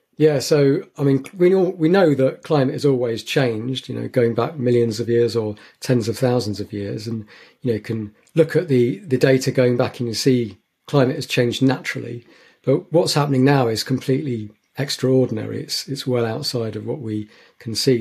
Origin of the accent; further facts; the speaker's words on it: St Albans, East of England, United Kingdom; moved away; where I was growing up in St Albans